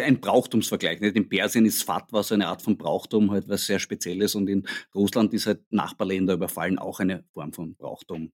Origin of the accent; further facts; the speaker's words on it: Austria; als Österreicher